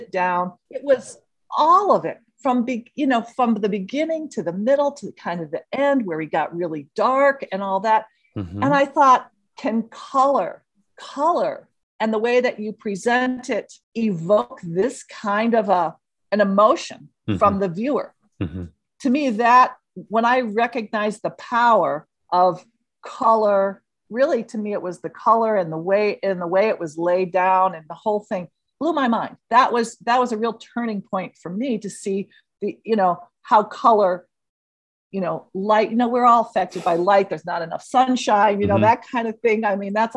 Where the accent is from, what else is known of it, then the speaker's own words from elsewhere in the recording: Northbrook, Illinois, United States; Growing up in Chicago, grew up in Northbrook